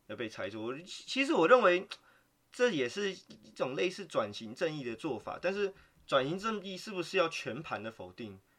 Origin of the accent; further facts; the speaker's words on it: Taiwan; moved away; 我刚好就住在人最多的那，桃园